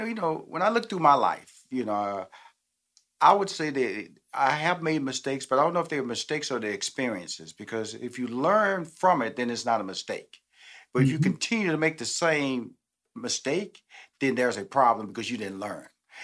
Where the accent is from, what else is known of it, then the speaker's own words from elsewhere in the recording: Houston, Texas, United States; I come from Fifth Ward, Texas. I grew up with nothing but black people.